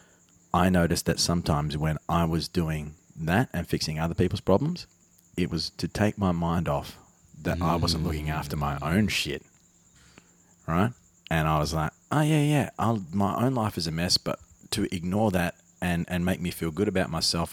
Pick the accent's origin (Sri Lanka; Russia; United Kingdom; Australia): Australia; Spearwood, Western Australia; also born or lived in Armidale; growing up in Spearwood.